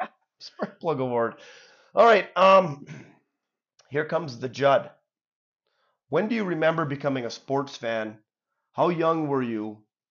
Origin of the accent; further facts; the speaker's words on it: Hubbell, Michigan, United States; So when we were growing up in Hubble, we had a lot of kids in Hubble, right?